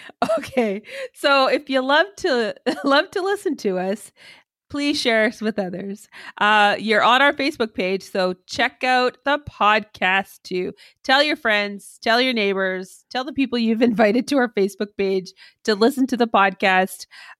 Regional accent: Canada; But we are Canadian, so of course we did apologize for

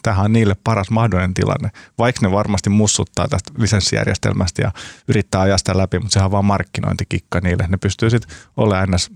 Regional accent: Turku, Southwest Finland, Finland; now in Helsinki, Finland; Mä oon kotoisin Turusta

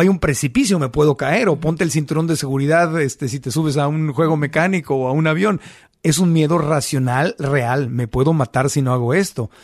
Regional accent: Mexico City, Mexico; also born or lived in Tijuana, Baja California; Yo soy tijuanense, pero crecí mucho tiempo en la Ciudad de México

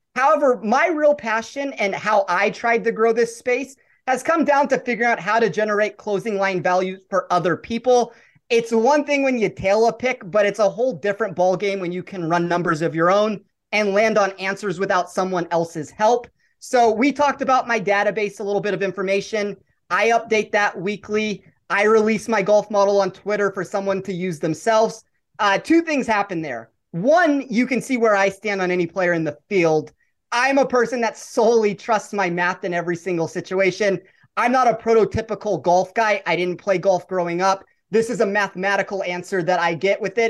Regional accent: Las Vegas, Nevada, United States; I'm born and raised in Vegas

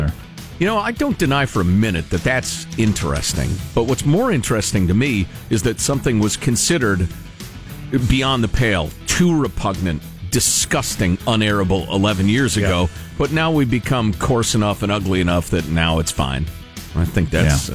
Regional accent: Chicago, Illinois, United States; moved away; I grew up in in Chicagoland

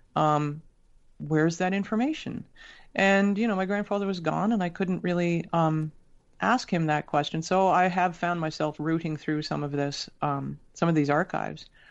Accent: Toronto, Ontario, Canada; also born or lived in Sydney, Australia; I was born in Toronto and very quickly thereafter we moved to Australia.

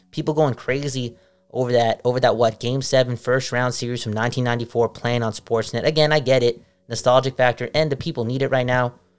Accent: Canada; being Canadian

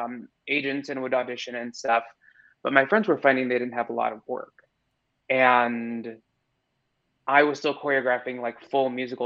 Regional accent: suburbs south of Chicago, Illinois, United States; now in New York, United States; I grew up in the Midwest, in like the suburbs about 30 minutes south of Chicago

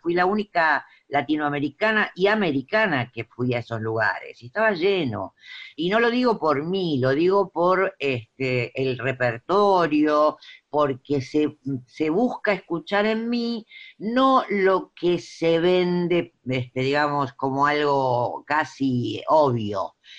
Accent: Avellaneda, Buenos Aires Province, Argentina; yo nací en Avellaneda y hasta los 22 años escuchaba esa música

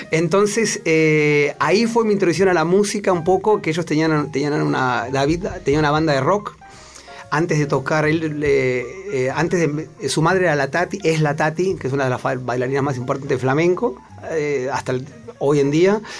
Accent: Buenos Aires, Argentina; born or raised there; moved away as an adult; also born or lived in Madrid, Spain / Boston, United States / London, United Kingdom; now in New York, United States

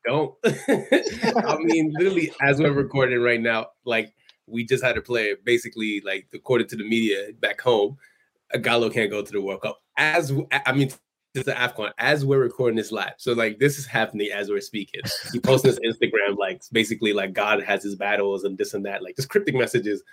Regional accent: Nigeria; I'm Nigerian

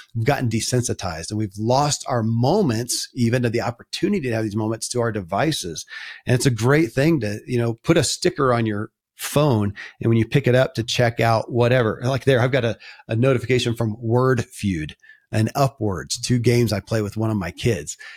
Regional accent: Kentucky, United States; born or raised there

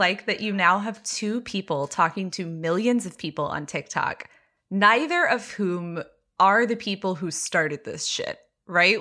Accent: Texas, United States; I grew up very evangelical in Texas

